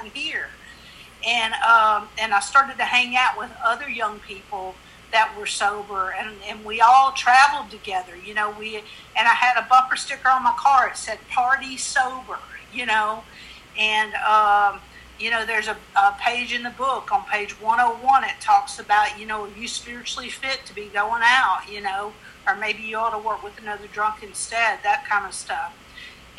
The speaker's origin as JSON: {"language": "English", "town": "Monroe", "region": "Louisiana", "country": "United States", "also_born_or_lived": "Lafayette, Louisiana / Austin, Texas", "moved": "as an adult", "lives_now": "New York, United States", "said": "I'm from Monroe, Louisiana. And I moved down to Lafayette, Louisiana"}